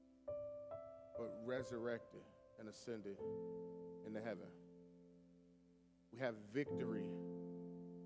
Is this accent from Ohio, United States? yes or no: yes; Cleveland, Ohio, United States; moved away; I'm originally from Cleveland